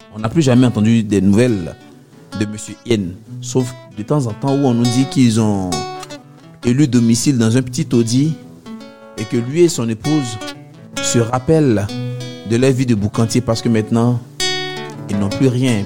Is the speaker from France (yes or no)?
no; Abidjan, Côte d’Ivoire; chez nous à Abidjan